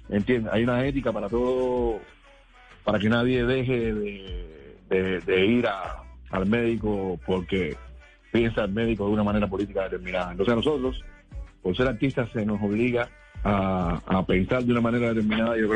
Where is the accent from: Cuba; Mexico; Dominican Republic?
Cuba; Eh, extraño de Cuba, solo la gente, mi pueblo, mi público, eh, mi familia, sobre todo mi madre que tiene Alzheimer